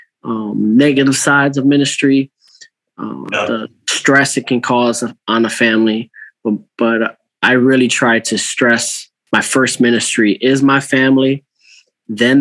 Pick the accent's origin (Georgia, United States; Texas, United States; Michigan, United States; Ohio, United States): Ohio, United States; Cleveland; moved away as an adult; now in Albany, New York, United States; I'm originally from Ohio. So Cleveland, Ohio area